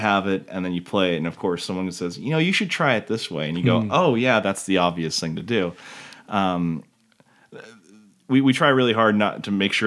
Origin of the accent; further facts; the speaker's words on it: McCall, Idaho, United States; We grew up together in McCall